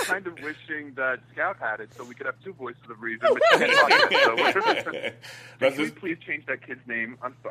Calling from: New York, United States; In New York.

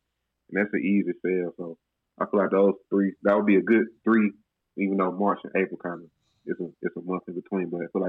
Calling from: Memphis, Tennessee, United States

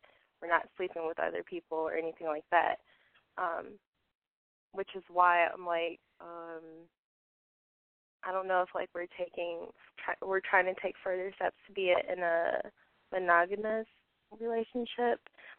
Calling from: Chicago, Illinois, United States; I'm calling from Chicago. I'm 24. Well, I'm 23.

